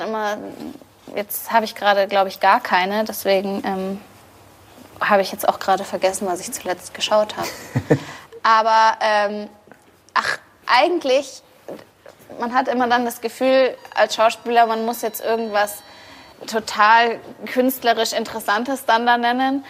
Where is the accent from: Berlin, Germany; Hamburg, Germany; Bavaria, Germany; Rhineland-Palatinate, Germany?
Bavaria, Germany; ich bin in Bayern geboren und ja. aufgewachsen